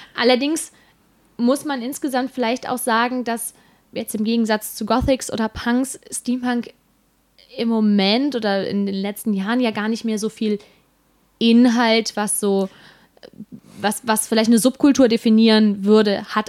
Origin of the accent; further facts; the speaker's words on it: Bergisches Land, North Rhine-Westphalia, Germany; Also ich komme ja aus dem Rheinland, noch genauer aus dem Bergischen Land und bei uns heißt es definitiv Alarv, weil wir sind Kölner Einzugsgebiet